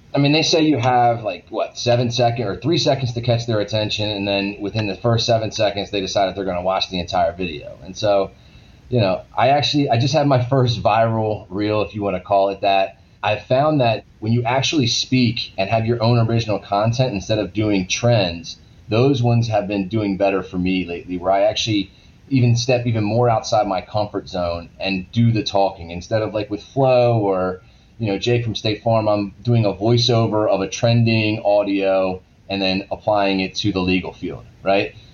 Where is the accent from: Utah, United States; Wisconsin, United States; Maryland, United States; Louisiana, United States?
Maryland, United States; moved away; I'm originally from Maryland